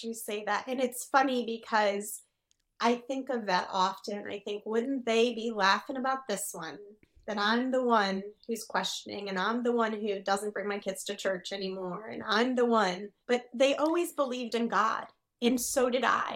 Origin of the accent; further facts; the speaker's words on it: Rochester, New York, United States; now in Savannah, Missouri, United States; we live in Savannah, Missouri, but we're originally from Rochester, New York.